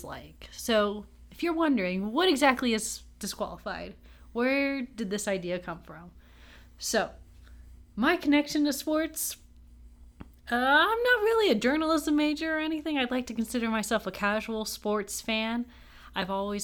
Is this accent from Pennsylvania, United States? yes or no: no; Austin, Texas, United States; I grew up, born and raised in Austin, Texas